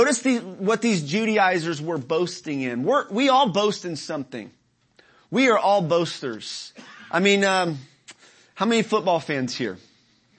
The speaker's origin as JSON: {"language": "English", "town": "Dallas", "region": "Texas", "country": "United States", "said": "those of us who are from Dallas, city folk"}